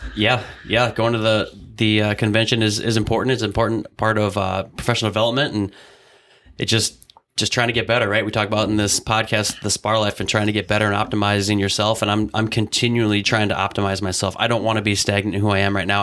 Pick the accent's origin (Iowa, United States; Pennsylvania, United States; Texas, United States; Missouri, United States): Iowa, United States; Humboldt; moved away; I grew up in Humboldt, Iowa, which is a town of about 4,500 people